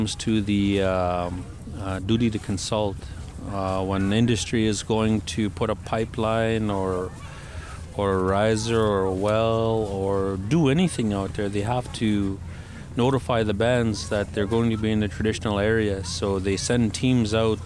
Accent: Paul Band, Alberta, Canada; I'm from Paul Bend, Nakota Sioux

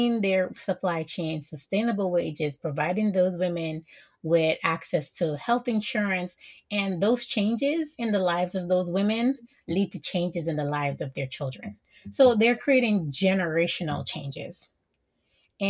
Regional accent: Jamaica; I'm Jamaican

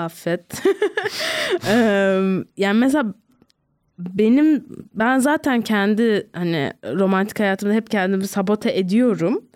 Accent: Ankara, Turkey; Bilkent'te büyüdüm.

